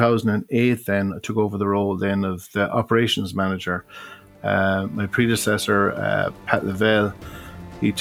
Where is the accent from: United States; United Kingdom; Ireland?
Ireland; Galway, Connacht; when I was a young fella, back in the 70s. My father was involved with fundraising in the city. Be it we didn't have a lifeboat station in Galway